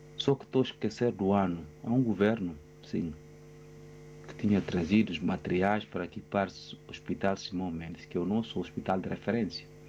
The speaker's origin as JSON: {"language": "Portuguese", "country": "Guinea-Bissau", "moved": "yes", "lives_now": "Portugal", "said": "os governantes da minha terra, Guiné-Bissau"}